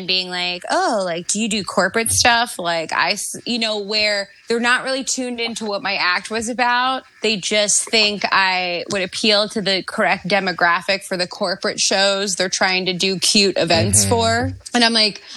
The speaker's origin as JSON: {"language": "English", "region": "Maryland", "country": "United States", "tie": "born or raised there", "said": "I grew up in Maryland"}